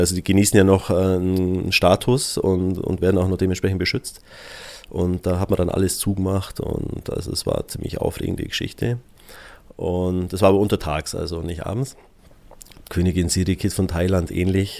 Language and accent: German; Füssen, Bavaria, Germany; also born or lived in Alterschrofen / Augsburg; ich bin ja gebürtiger Füssner und im ersten Teil meiner Jugend auch in Füssen gelebt